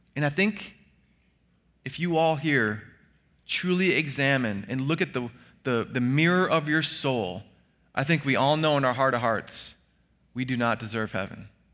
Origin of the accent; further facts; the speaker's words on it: United States; we who are Americans